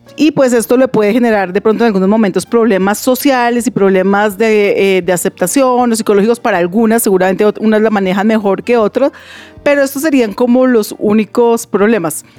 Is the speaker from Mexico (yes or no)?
no; Colombia; como colombianos